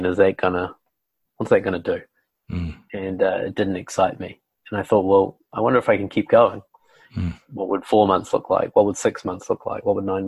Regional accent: New Zealand; I'm from New Zealand, so we have a lot of good wine down here. So I was brought up drinking wine

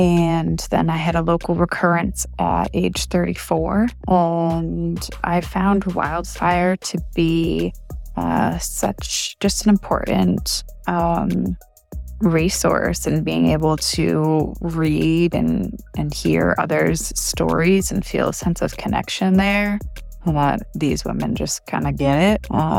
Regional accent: Portland, Maine, United States; I'm from Portland, Maine.

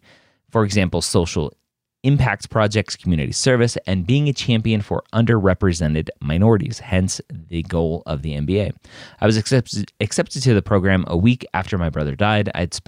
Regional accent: Deep South, United States; For context, I'm a female from the Deep South with a love of learning, an introverted personality, and a lower middle class family.

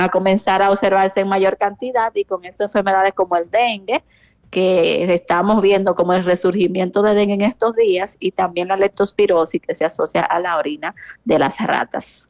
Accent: San Francisco de Macorís, Duarte, Dominican Republic; yo soy de San Francisco de Macorís.

